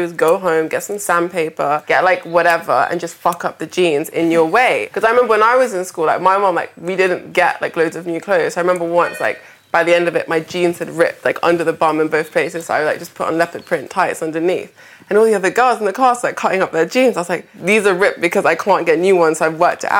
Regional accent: London, United Kingdom; I grew up in Peckham

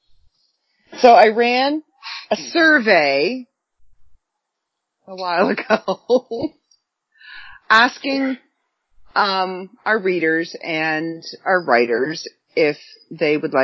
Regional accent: Canada; accent: Canadian; my Canadian accent

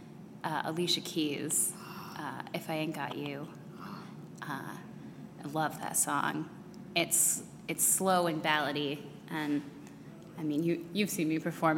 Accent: Colorado, United States; moved away as an adult; now in Washington, D.C., United States; I grew up out in Colorado

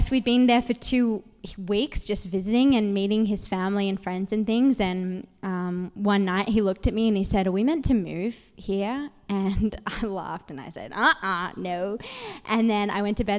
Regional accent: Sydney, New South Wales, Australia; moved away as an adult; now in United States; I'm from Sydney, Australia, and I met my husband. He was studying in Sydney

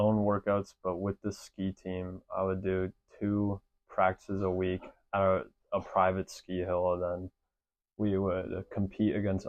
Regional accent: Wisconsin, United States; moved away as an adult; now in Utah, United States; And I'm from Wisconsin.

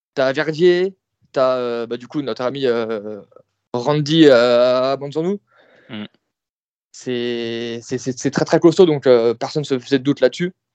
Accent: France; en tant que Français

